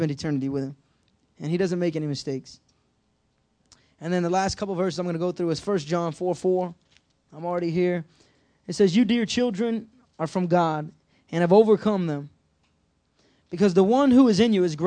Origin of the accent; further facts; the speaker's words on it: United States; my commitment to Christ as an American